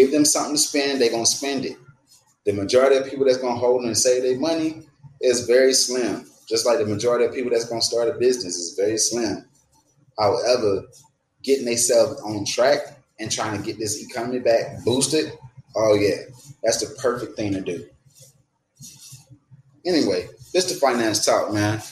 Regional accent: Atlanta, Georgia, United States; moved away; also born or lived in Florida; I ain't from Florida. I'm from Atlanta. I'm from Georgia.

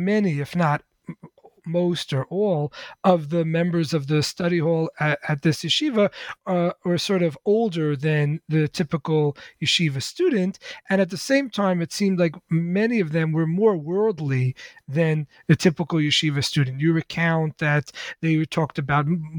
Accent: New York City, New York, United States; I grew up in the Lubavitch Hasidic community in Crown Heights, Brooklyn

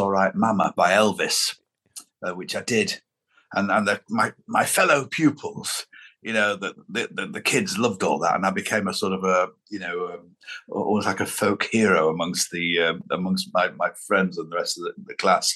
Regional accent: Lancashire, North West England, United Kingdom; growing up in Lancashire in the 1970s was a very lovely scene in which to have your childhood.

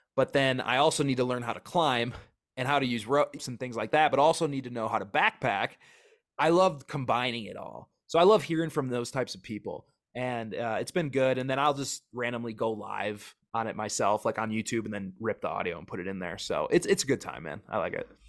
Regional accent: Wisconsin, United States; moved away as an adult; also born or lived in Oregon; now in Wyoming, United States; I grew up in Wisconsin, Midwest

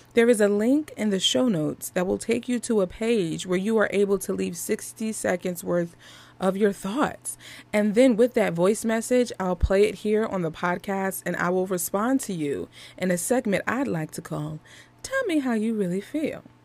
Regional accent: Philadelphia, Pennsylvania, United States; I'm from Philly

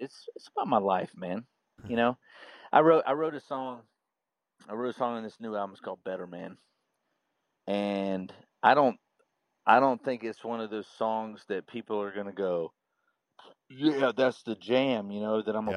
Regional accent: Jacksonville, Florida, United States; I'm from Jacksonville, Florida

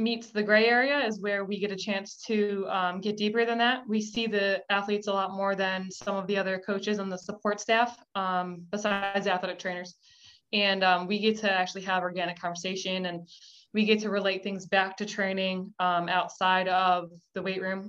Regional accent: Connecticut, United States; moved away as an adult; also born or lived in Buffalo, New York / Kentucky / Virginia / Florida; now in Georgia, United States; I was born in Buffalo, New York, and then my family moved to Connecticut when I was younger

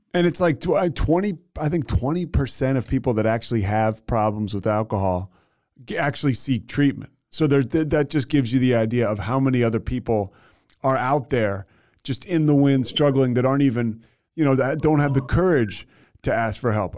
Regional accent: Philadelphia, Pennsylvania, United States; I'm from Philadelphia

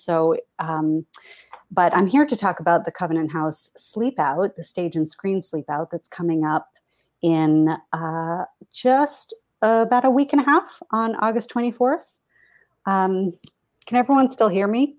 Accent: Portland, Maine, United States; now in New York, United States; I grew up in Portland, Maine

